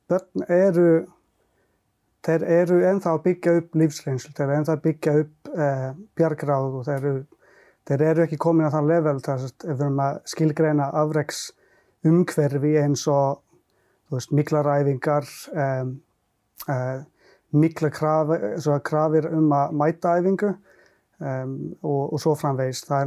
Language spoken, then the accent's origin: Icelandic; Lahti, Päijät-Häme, Finland; Icelandic is a second language; now in Iceland; Svo ég hólst upp í Finnlandi